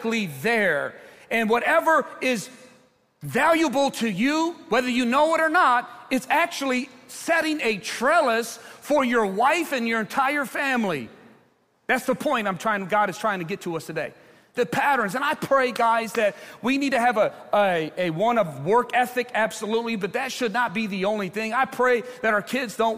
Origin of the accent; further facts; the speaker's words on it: Ecorse, Michigan, United States; I grew up in Ecorse, very diverse community